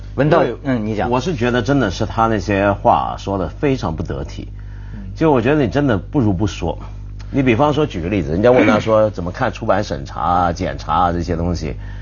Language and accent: Chinese; China; 我们中国人自己常说